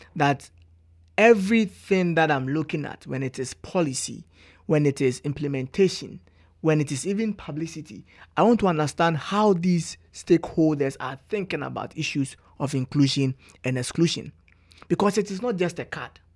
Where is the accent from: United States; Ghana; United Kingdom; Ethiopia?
Ghana; moved away as an adult; now in Canada; as a Ghanaian